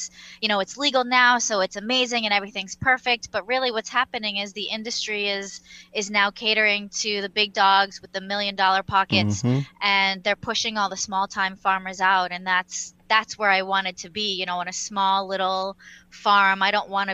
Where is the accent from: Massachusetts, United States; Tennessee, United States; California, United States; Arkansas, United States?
Massachusetts, United States; moved away as an adult; also born or lived in Seoul, South Korea / New York City, United States; now in Fallbrook, United States; I grew up in Massachusetts